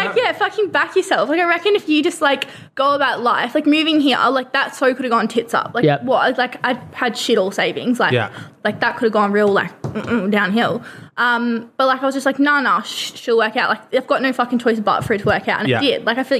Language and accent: English; Australia; moved away as an adult; now in United Kingdom; I'm from Australia.